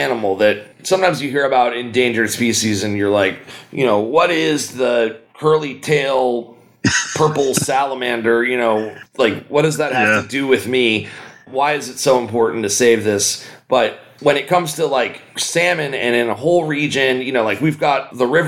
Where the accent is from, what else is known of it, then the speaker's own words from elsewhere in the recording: United States; moved away as an adult; now in Humboldt County, United States; I grew up in Philadelphia, New York